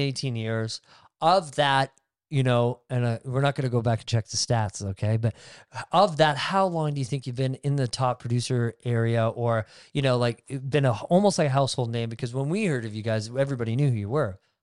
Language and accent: English; Barrie, Ontario, Canada; also born or lived in Innisfil; I grew up in Barrie and Innisfil